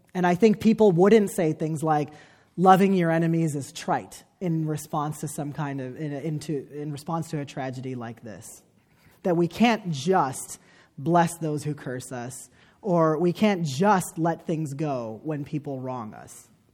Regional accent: United States; me as an American Muslim

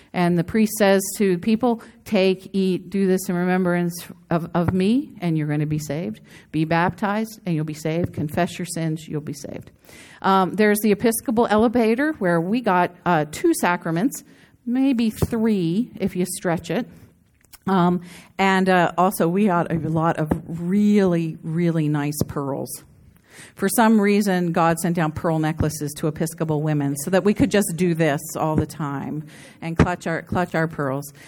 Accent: a big East Coast city, United States; moved away; also born or lived in Scottsdale, Arizona / Santa Barbara, California; growing up in the nineteen sixties in a very family-oriented place in a big East Coast city

